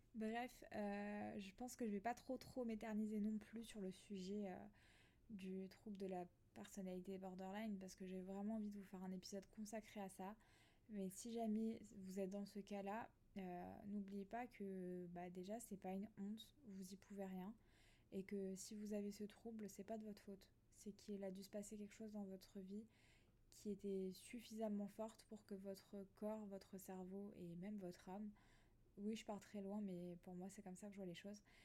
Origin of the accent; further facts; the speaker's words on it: Alsace, Grand Est, France; moved away as an adult; now in near Nice, France; je suis originaire d'Alsace à la base. Et ça fait 4 ans que je vis ici